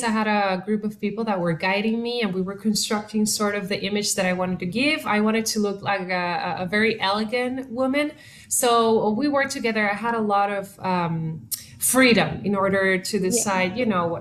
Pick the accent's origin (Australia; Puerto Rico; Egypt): Puerto Rico; first language Spanish; English is a second language; moved away as an adult; now in Los Angeles, United States; I am originally from Puerto Rico